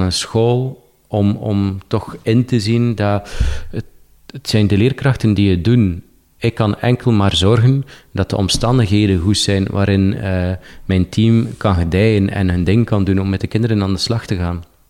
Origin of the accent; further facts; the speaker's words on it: Poperinge, Flanders, Belgium; moved away as an adult; Ik heb niet, niet gekozen om bijvoorbeeld mijn, mijn geboortestad Poperingen achter me te laten